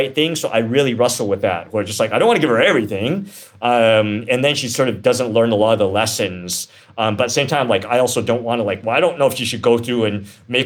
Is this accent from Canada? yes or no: yes; Canada; now in United States; I grew up in Canada